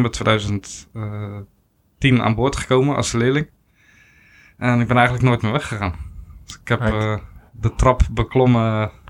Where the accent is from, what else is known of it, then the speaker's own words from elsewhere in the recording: Nieuw-Lekkerland, South Holland, Netherlands; born there; geboren in Nieuw-Lekland. klein dorpje ja, naast Kinderdijk. Kinderdijk misschien wel bekend van de molens.